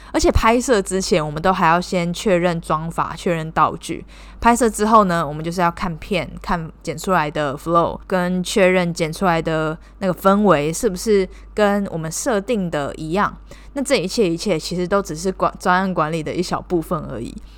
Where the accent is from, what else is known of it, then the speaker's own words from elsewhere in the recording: Taiwan; moved away as an adult; now in Cambodia; 我是台湾人，目前是在柬埔寨工作